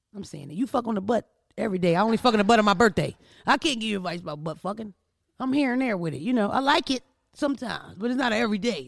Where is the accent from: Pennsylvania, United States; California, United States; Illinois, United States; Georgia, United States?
Pennsylvania, United States; Philadelphia; also born or lived in Wilmington, Delaware; We're from the East Coast. We're from Philadelphia